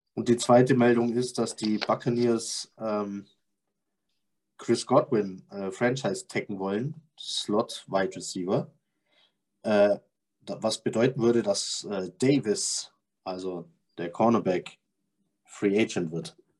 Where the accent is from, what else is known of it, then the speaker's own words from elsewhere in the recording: Bavarian Swabia, Germany; Ich bin auch bayerischer Schwabe, aber ich bin Schwabe.